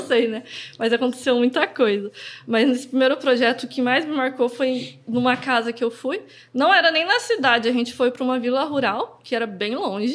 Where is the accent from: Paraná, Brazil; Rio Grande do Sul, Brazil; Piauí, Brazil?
Paraná, Brazil; Umuarama; also born or lived in Cacoal, Rondônia; now in Londrina, Brazil; quando eu tinha uns 6 anos de idade, que eu mudei para o Paraná. Só que aí eu fui para Moarama, né? Que foi onde eu cresci, vivi lá a minha adolescência toda, para depois chegar até aqui em Londrina